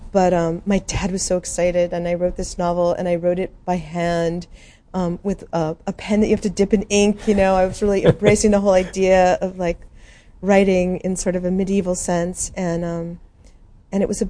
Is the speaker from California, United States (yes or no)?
no; Albuquerque, New Mexico, United States; moved away as an adult; I'm from Albuquerque